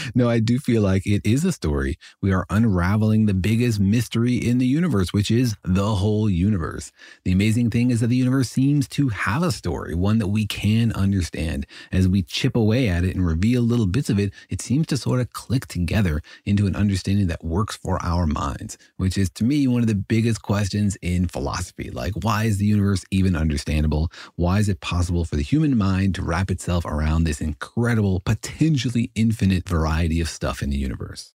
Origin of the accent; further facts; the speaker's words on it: Los Alamos, New Mexico, United States; I grew up in Los Alamos, New Mexico